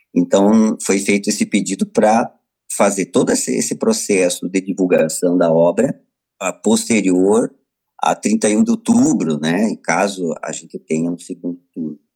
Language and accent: Portuguese; Brazil; aqui no nosso país